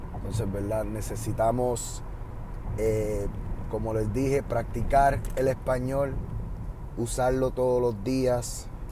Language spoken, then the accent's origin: Spanish; Puerto Rico; accent: Puerto Rican; now in United States; ahora mismo ustedes están escuchando mi acento, yo diría puertorriqueño, el acento normal que uso.